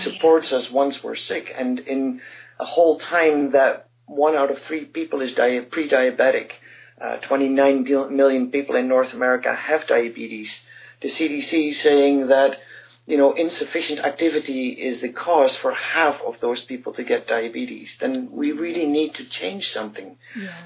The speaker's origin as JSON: {"language": "English", "country": "Netherlands", "said": "I come from the Netherlands"}